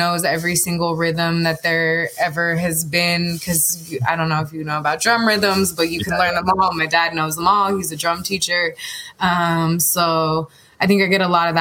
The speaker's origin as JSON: {"language": "English", "town": "San Francisco", "region": "California", "country": "United States", "said": "I'm from San Francisco, California. I've lived many places, but I'm back in the Bay living right now."}